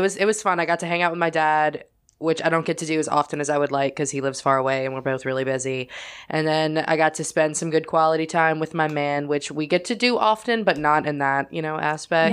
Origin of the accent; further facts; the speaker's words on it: New Orleans, Louisiana, United States; I'm from New Orleans